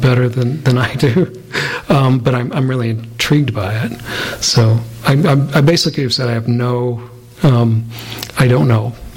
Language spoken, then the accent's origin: English; the West, United States; growing up in the West